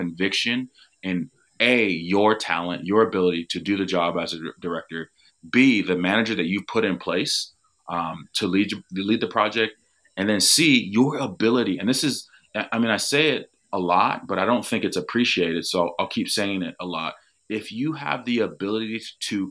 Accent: United States; as an American, as somebody who does not live in the UK

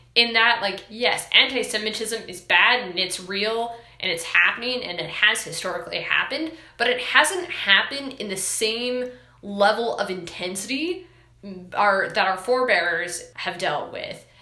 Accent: Washington, United States; moved away; also born or lived in Arizona; I am originally from Washington State.

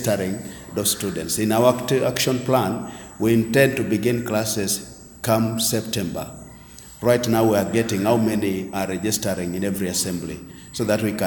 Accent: Uganda; I am from Bokedia District

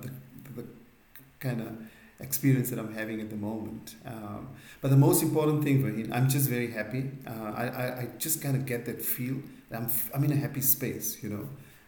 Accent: Limpopo, South Africa; moved away as an adult; now in Middle East; I'm basically originally from the north side of South Africa. So Limpopo province, that's where I was born. And I would consider myself as, somebody who's a third culture hero.

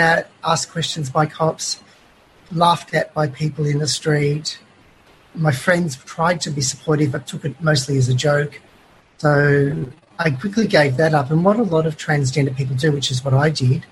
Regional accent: Melbourne, Victoria, Australia; I was born in Melbourne, in Glen Waverley, an outer southeastern suburb, and raised yeah. there.

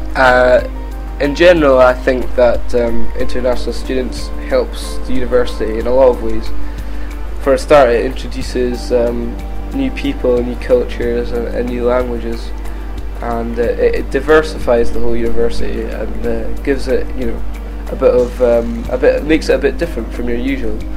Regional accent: Keith, Scotland, United Kingdom; now in Edinburgh, United Kingdom; I lived in the northeast at a town called Keith where I went to Keith Grammar School

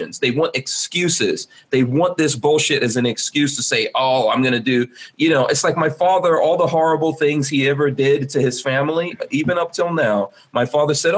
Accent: New York City, New York, United States; I grew up in Farrakhan in the 80s and how it was so violent

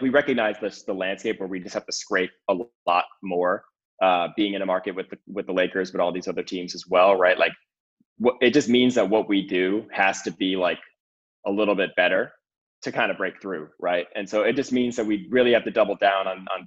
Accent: Connecticut, United States; now in Los Angeles, United States; I grew up in the Northeast in Connecticut

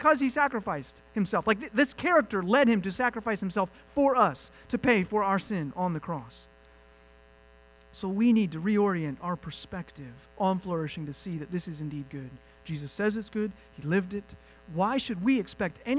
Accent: United States; I, as an American

